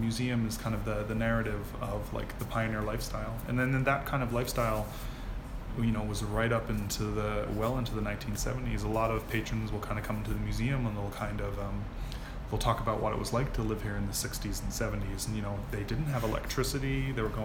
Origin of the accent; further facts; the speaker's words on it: Newfoundland and Labrador, Canada; moved away as an adult; also born or lived in Ontario; now in Whistler, Canada; I'm originally from Newfoundland